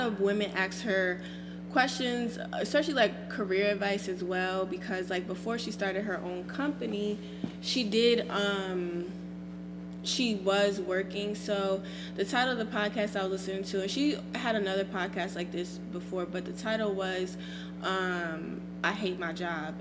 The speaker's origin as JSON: {"language": "English", "country": "Nigeria", "said": "I am Nigerian"}